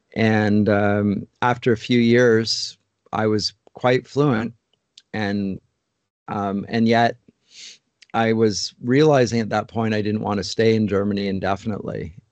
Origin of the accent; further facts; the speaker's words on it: London, Ontario, Canada; moved away as an adult; now in Toronto, Canada; I grew up in London, Ontario, and, uh, grew up in North London and stayed in London to study at Huron College